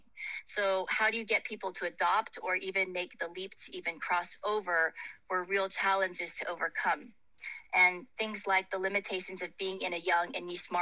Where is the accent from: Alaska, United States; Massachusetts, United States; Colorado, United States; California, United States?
California, United States; Silicon Valley; moved away; originally my hometown is from Silicon Valley